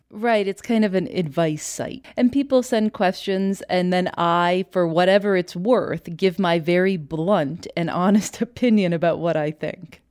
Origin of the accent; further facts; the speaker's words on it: Chicago, Illinois, United States; now in Durham, United States; I'm from Chicago